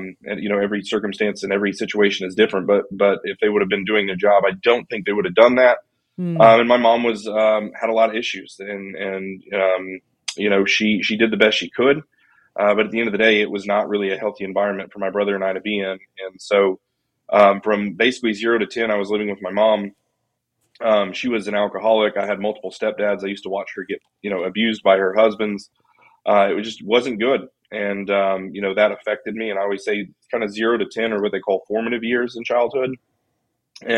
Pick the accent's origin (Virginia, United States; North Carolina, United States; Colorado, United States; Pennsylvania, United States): Colorado, United States; Colorado Springs; I was born in Colorado Springs, Colorado